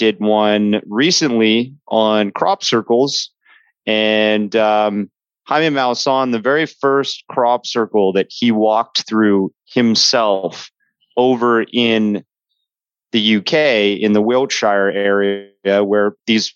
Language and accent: English; Toronto, Ontario, Canada; I am a Canadian dude. I herald from Toronto, Ontario, Canada